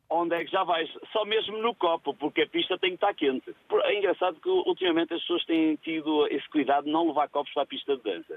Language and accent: Portuguese; Felgueiras, Norte, Portugal; sou da zona da Lixa, Felgueiras